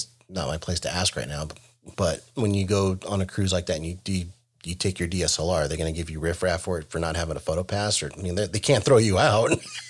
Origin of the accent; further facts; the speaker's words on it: Monterey County, California, United States; also born or lived in Los Angeles, California; now in Seattle area, Washington, United States; I grew up in Monterey County. We moved up there from Los Angeles in 1975. And at the time, the town only had like 3,000 people.